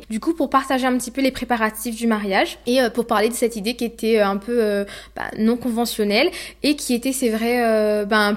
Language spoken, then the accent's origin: French; Sainte-Suzanne, France; donc je suis de Sainte-Suzanne.